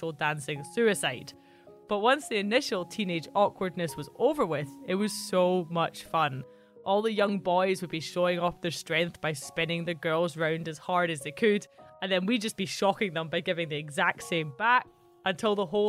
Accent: Central Belt, Scotland, United Kingdom; I grew up in the Central Belt, where Highland culture is pretty distant and unknown

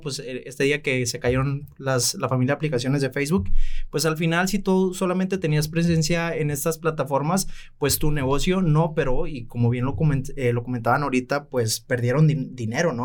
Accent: Los Mochis, Sinaloa, Mexico; cuento con mi propia agencia eh, en mi ciudad natal, Los Mochis, Sinaloa

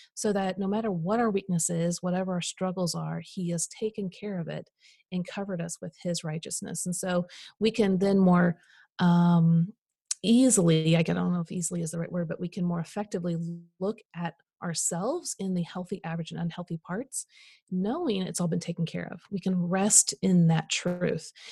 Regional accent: Midwest, United States; I grew up in the Midwest

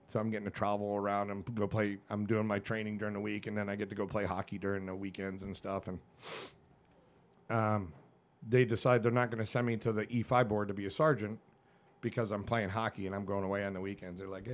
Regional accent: New England, United States; I got no shame, dude. I grew up in New England.

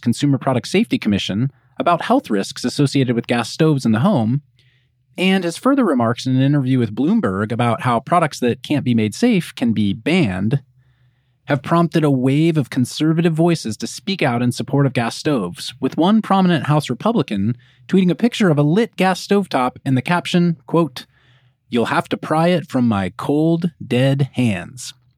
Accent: Kansas, United States; I grew up in Kansas with electric electric stovetops

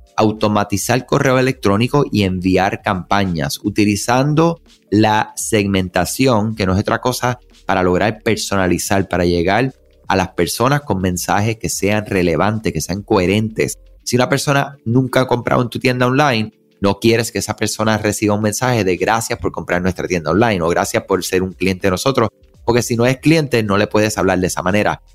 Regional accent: Puerto Rico; soy puertorriqueño, eh, mi mamá de Colombia, mi papá de Cuba

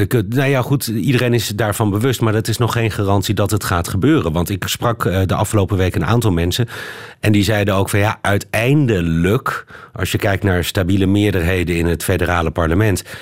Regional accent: Belgium; dubbel gefaald, moet ik bekennen. Oh. Als Belg.

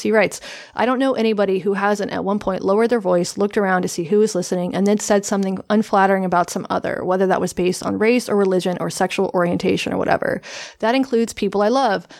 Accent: the Appalachians, the South, United States; I'm from a very white area of the South, from the Appalachians. Um, there was, when I was a kid, there was one black student

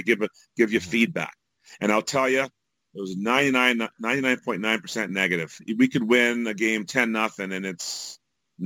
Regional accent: Canada; also born or lived in Jamaica; I'm Canadian

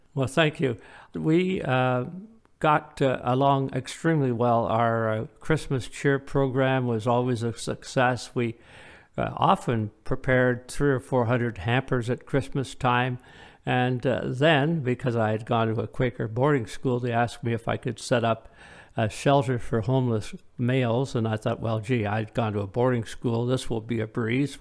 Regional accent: Woodstock, Ontario, Canada; also born or lived in Midland, Ontario; now in Ailsa Craig, Canada; my parents and I, we grew up in Woodstock

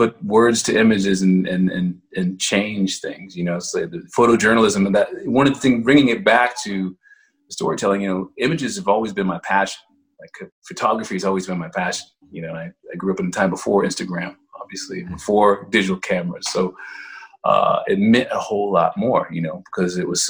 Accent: Dallas, Texas, United States; I grew up in Dallas

